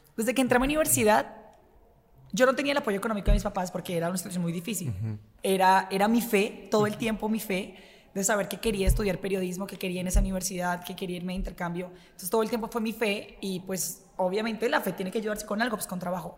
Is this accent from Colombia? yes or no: yes; Bogotá, Colombia; accent: mix of Colombian accents; moved away as an adult; also born or lived in Barranquilla, Colombia; now in Puebla, Mexico; Bogotá, porque yo no nací en Bogotá, Bogotá es la ciudad en la que me crié.